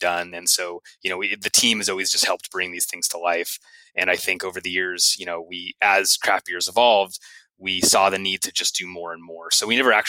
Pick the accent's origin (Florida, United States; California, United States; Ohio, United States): California, United States; Santa Cruz; also born or lived in Santa Barbara; I grew up in Santa Cruz, up closer to Northern California, and I've kind of been making my way down south over the years.